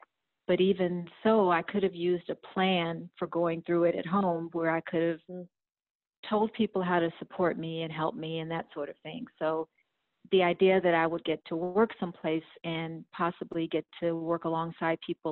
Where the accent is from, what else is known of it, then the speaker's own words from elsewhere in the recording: Houston, Texas, United States; I'm from Houston, Texas, and I work as respite team lead at a peer-run crisis respite here in Houston